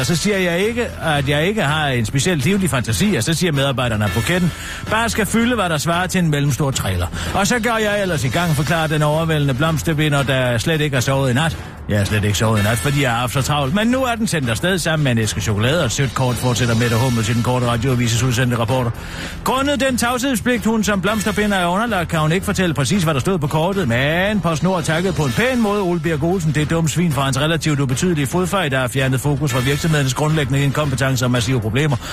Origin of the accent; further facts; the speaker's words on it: Søften, Central Denmark Region, Denmark; Søften, hvor jeg kommer fra